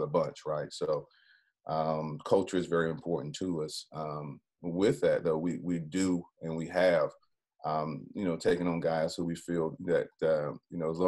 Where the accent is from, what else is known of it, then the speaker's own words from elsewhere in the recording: Greenville, South Carolina, United States; Greenville, South Carolina is my hometown